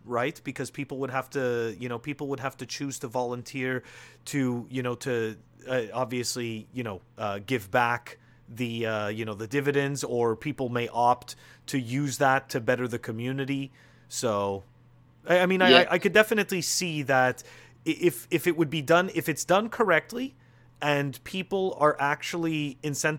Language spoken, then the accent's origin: English; Montreal, Quebec, Canada; now in United States; I'm originally from Montreal, and I live in the U.S.